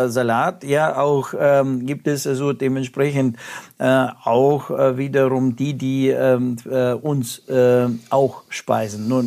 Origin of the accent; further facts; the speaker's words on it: Russia; ich komme ja aus Russland, also da war, äh, gab es mal Telefonzellen